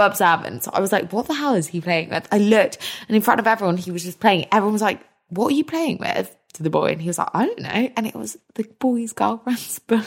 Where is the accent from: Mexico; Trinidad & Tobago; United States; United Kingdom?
United Kingdom; We're so British